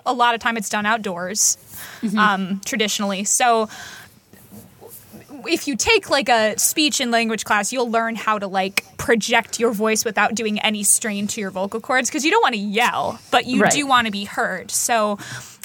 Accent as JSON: {"language": "English", "country": "United States", "said": "I'm so American"}